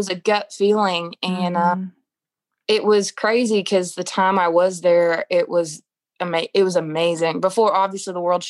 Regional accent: Oklahoma City, Oklahoma, United States; Oh, my gosh. Well, probably the best childhood I could have asked for. I wouldn't have necessarily thought, oh, well, Oklahoma, but Oklahoma has a lot of hidden gems and it's very beautiful.

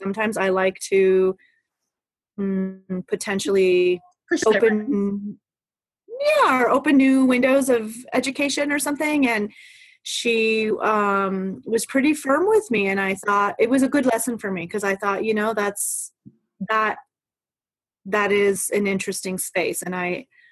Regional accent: United States; We're American

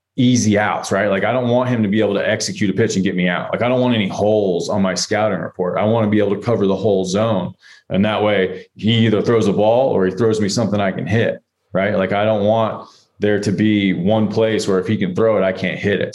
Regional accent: Atlanta, Georgia, United States; growing up in Atlanta

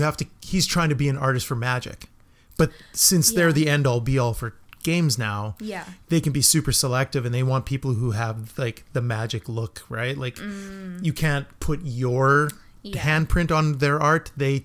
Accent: Melville, New York, United States; I'm from Melville and it was the gas station, right?

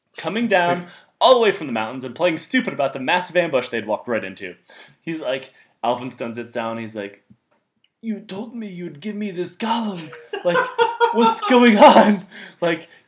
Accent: Detroit, Michigan, United States; moved away; also born or lived in Texas; I grew up in Detroit, Michigan

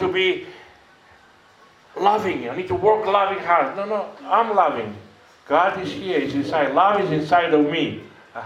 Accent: Greece; English is a second language; moved away as an adult; now in South Africa; I am from Greece, I'm a missionary, and I've been in South Africa about 15 years.

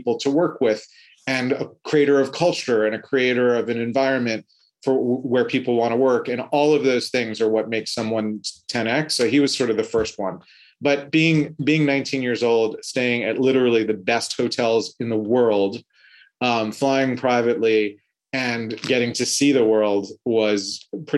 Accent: New York City, New York, United States; Born and raised in Manhattan in New York City, went to college here

